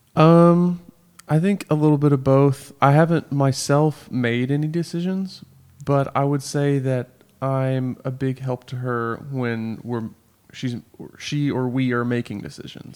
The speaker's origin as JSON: {"language": "English", "town": "Murfreesboro", "region": "Tennessee", "country": "United States", "said": "I'm from Murfreesboro"}